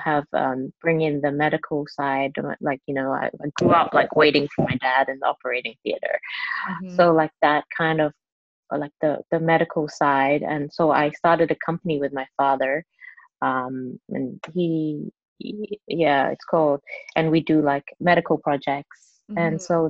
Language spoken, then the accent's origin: English; Hong Kong; first language Cantonese; English is a second language; moved away as an adult; also born or lived in England; I was born in Hong Kong, grew up in Hong Kong, went to like a local girls' school. And then I went to England to study